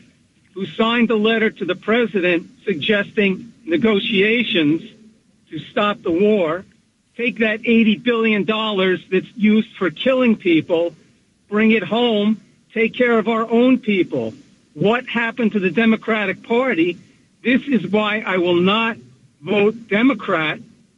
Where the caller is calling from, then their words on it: New Milford, United States; Hey, guys, it's … from New Milford.